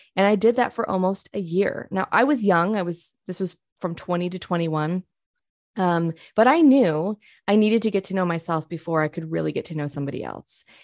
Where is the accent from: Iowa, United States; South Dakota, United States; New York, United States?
New York, United States; Rochester; moved away as an adult; now in Oklahoma, United States; I actually grew up in a suburb of Rochester, New York